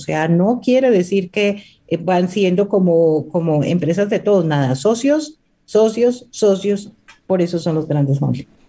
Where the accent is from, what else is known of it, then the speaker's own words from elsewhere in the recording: Pasto, Nariño, Colombia; Yo soy de Pasto, eh, estaba divorciada y me fui a Dubái eh, con unas libras de café de Nariño a vender